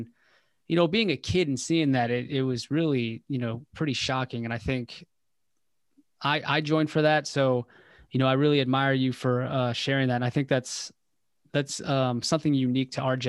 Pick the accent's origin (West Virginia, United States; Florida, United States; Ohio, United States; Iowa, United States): West Virginia, United States; I was born in West Virginia.